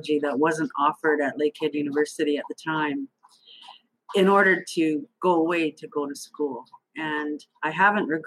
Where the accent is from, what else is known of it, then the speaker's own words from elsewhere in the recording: Thunder Bay, Ontario, Canada; moved away as an adult; also born or lived in Little Grand Rapids, Manitoba / Waterloo, Ontario; I grew up in Thunder Bay, Ontario